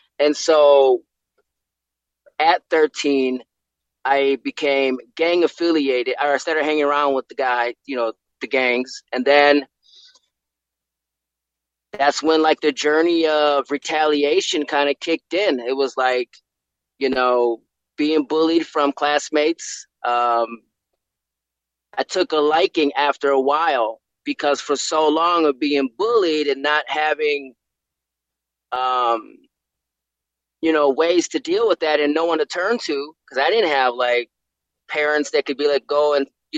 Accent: Milwaukee, Wisconsin, United States; Born and raised in Milwaukee, Wisconsin, inner city, South Side.

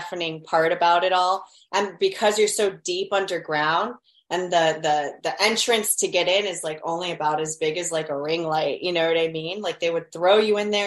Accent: Miami, Florida, United States; I grew up in Miami. We've got a lot of Latin American cultures out here

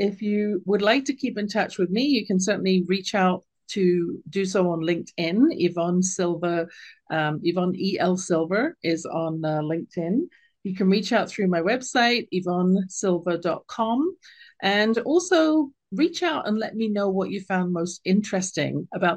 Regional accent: United Kingdom; accent: British; my lilting British accent

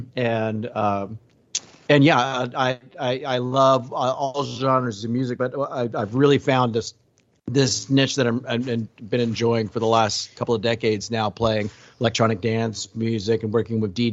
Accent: Houston, Texas, United States; I grew up in Texas, in Houston area

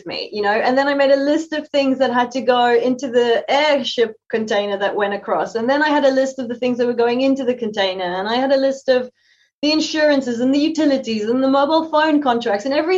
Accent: South Africa; moved away as an adult; also born or lived in London, United Kingdom; now in Brisbane, Australia; being a South African Having a green passport

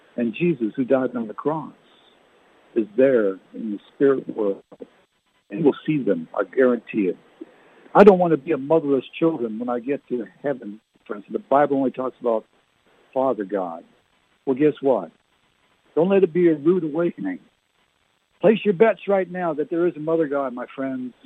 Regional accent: New Brunswick, Canada; We used to play in Canada growing up in New Brunswick

